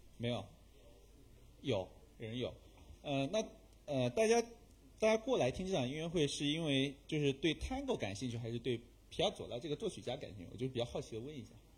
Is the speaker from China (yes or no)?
yes; China; 我们中国人